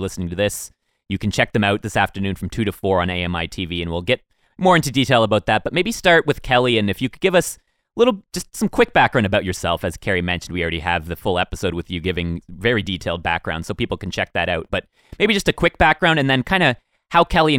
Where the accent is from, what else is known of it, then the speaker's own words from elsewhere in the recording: Woodstock, Ontario, Canada; we grew up near Woodstock, Ontario. So we'd travel to London to get some products